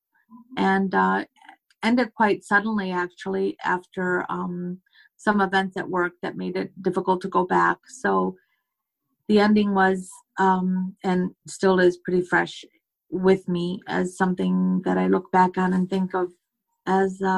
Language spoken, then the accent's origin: English; United States; I'm from America.